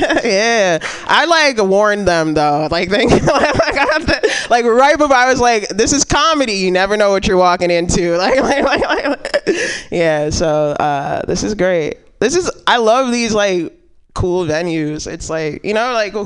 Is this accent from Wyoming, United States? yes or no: no; New York, United States; also born or lived in New Jersey; I grew up in New York for 7 years, and I grew up in Jersey for 6 years